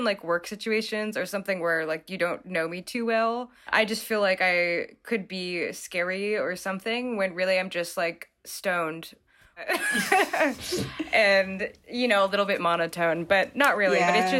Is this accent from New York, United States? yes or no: yes; New York City, New York, United States; Yeah, I'm still in Brooklyn. I grew up in New York City.